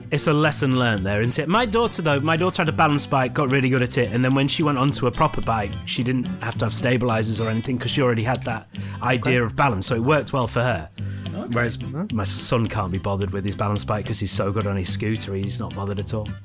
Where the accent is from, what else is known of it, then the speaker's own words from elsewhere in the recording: Scunthorpe, Yorkshire and the Humber, United Kingdom; I've got my hometown team and I support Scunthorpe United